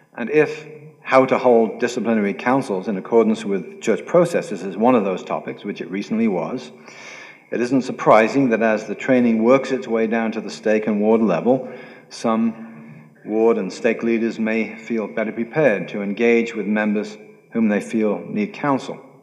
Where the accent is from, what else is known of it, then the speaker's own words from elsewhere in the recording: United Kingdom; I'm British